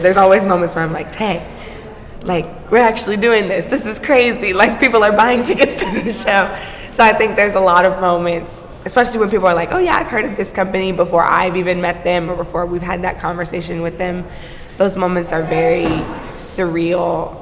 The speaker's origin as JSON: {"language": "English", "town": "Atlanta", "region": "Georgia", "country": "United States", "said": "I'm from Atlanta. My mom's side is from Atlanta"}